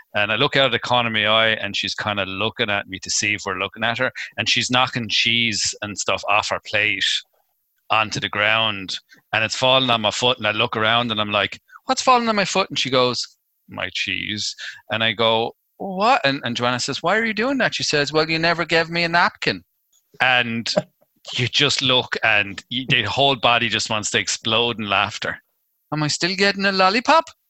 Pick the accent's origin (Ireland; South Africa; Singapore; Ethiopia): Ireland; being Irish